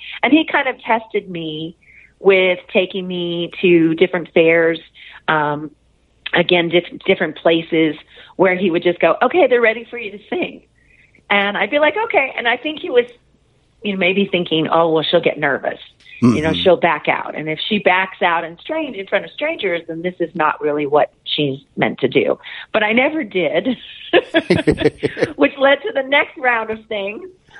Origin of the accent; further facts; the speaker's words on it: Norwalk, California, United States; Well, I'm from Norwalk, California, and my interest in music just really began with listening to the radio.